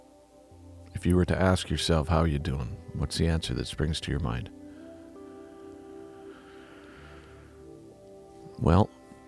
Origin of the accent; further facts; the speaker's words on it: Vancouver, British Columbia, Canada; I was raised in Vancouver.